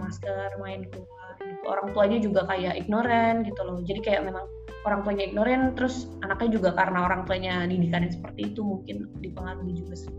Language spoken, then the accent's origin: Indonesian; Bogor, West Java, Indonesia; also born or lived in Jakarta; gue dari Bogor, terus tapi kerja di Jakarta